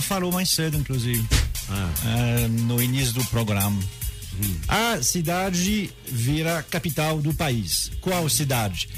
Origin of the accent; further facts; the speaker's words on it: France; Portuguese is a second language; now in Brazil; eu sou francês